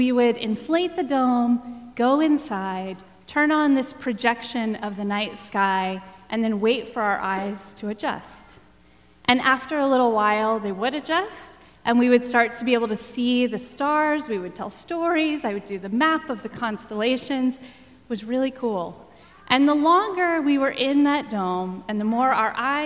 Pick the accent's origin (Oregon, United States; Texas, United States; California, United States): Texas, United States; I grew up in Texas